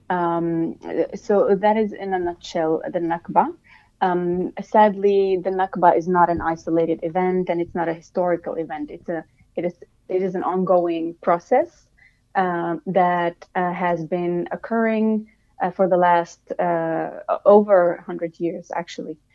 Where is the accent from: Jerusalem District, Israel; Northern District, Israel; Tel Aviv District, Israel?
Northern District, Israel; Acre; I'm a Palestinian from Akka.